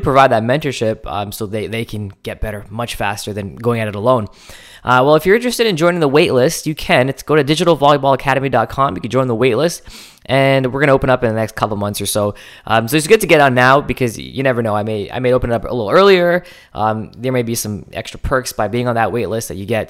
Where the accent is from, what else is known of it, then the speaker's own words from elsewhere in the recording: Canada; I'm Canadian